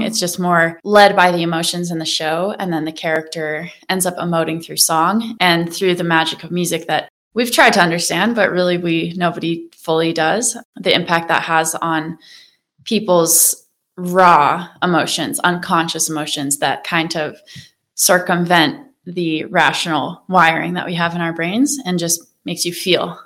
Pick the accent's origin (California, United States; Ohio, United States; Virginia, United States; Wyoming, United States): Wyoming, United States; moved away as an adult; also born or lived in Maine / Colorado; now in Boulder County, United States; And I grew up in Wyoming